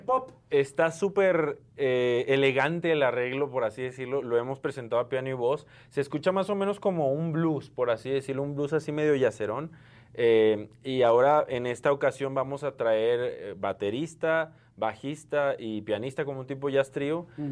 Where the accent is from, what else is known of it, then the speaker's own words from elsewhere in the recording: Mexico; somos mexicanos